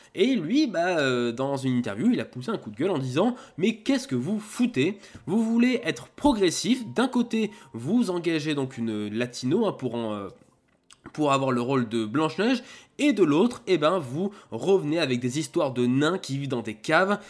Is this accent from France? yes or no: yes; Auvergne-Rhône-Alpes, France; en tant qu'Auvergnat